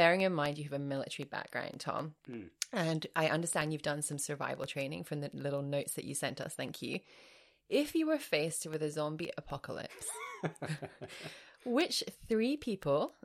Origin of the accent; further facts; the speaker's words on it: near the West Country, England, United Kingdom; moved away; I grew up pretty near to the West Country